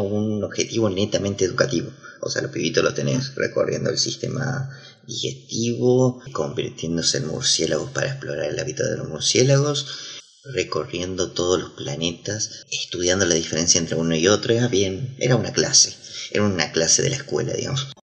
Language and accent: Spanish; Argentina; somos los argentinos